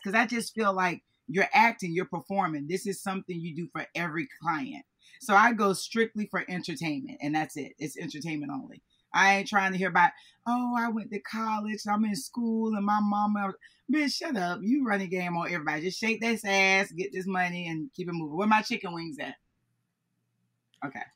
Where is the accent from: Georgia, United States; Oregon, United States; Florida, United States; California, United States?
Florida, United States; I'm from Florida.